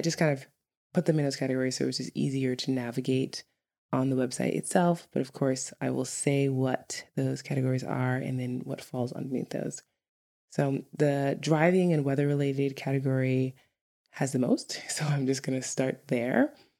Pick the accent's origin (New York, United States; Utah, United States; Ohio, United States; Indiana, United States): New York, United States; if you're from any urban area in the United States, like New York, I'm from New York, but like California or something, you would laugh at Icelandic traffic.